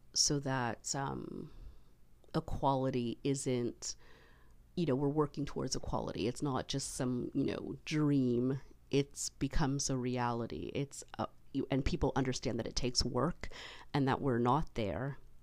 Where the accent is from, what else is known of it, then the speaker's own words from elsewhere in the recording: Canada; being Canadian